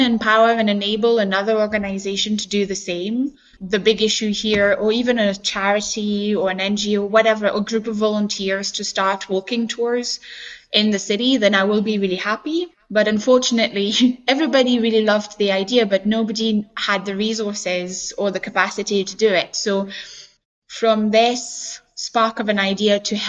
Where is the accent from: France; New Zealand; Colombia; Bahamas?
France; moved away as an adult; now in Scotland, United Kingdom; I come from France, I live in Scotland and I have lived here for about 11, 12 years now